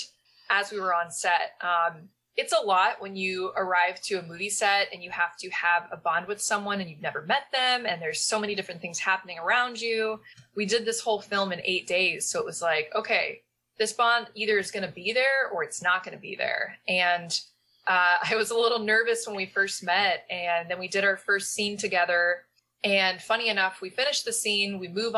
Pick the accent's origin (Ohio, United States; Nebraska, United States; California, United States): Nebraska, United States; Omaha; now in East Coast, United States; I'm from Omaha, like right on the border. I went to Elkhorn Public Schools, Elkhorn, Nebraska. So yeah, growing up, it was like, you know, my parents moved into the nothingness that Elkhorn was at the time